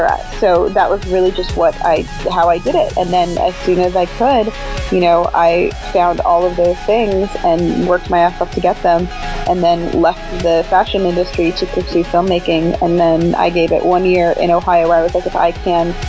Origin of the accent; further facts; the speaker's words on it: Canada; moved away as an adult; I'm Canadian, so I have a visa, I had requirements.